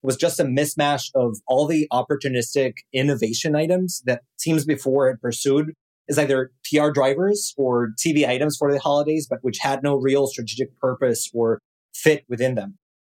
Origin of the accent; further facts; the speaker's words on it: Mexico City, Mexico; as you can probably tell by my accent, I am not from here. I was born and raised in Mexico City and started my career in marketing